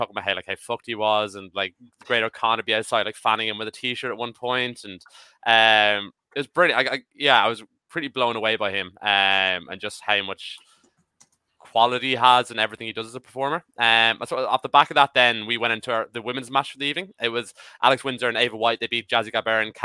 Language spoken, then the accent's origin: English; Ireland; as an Irish person